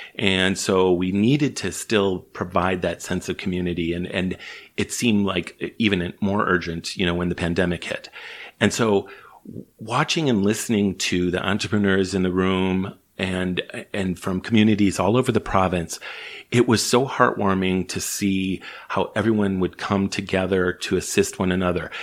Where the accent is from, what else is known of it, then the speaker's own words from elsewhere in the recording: Chicago, Illinois, United States; moved away as an adult; now in British Columbia, Canada; I'm from the States originally, grew up in Chicago